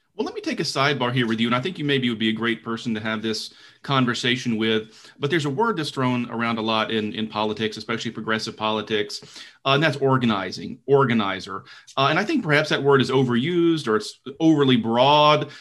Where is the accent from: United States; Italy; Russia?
United States; Deep South; I grew up in the Deep South